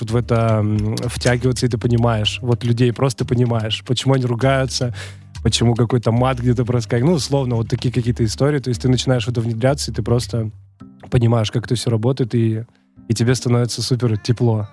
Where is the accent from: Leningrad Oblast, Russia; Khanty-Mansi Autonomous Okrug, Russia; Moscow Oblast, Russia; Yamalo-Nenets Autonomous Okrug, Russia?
Yamalo-Nenets Autonomous Okrug, Russia; Labytnangi; moved away as an adult; also born or lived in Dubna, Tula Oblast; now in Moscow, Russia; Я вообще родился в Тульской области, это mm. поселок Дубна. А, то есть давненько, да, в 93 году. А, и затем как бы с родителями туда-сюда и поехали на север. Полуостров Ямал, Лабытнанги